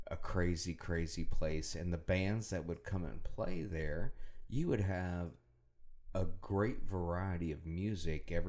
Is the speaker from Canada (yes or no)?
no; Panama City Beach, Florida, United States; I grew up on Panama City Beach, Florida.